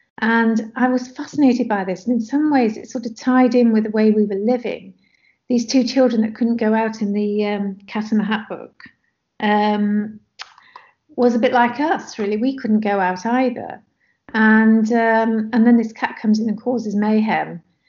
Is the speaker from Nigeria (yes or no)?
yes; Nigeria; So growing up in Nigeria at that time and during the Civil War, and being in contact with other expats from different countries